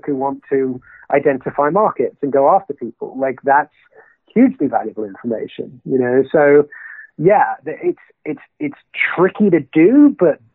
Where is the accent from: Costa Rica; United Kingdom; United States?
United Kingdom; being a Brit